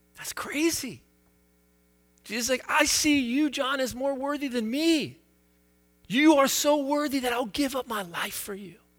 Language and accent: English; United States; I have lived with this exceptionalism a, as an American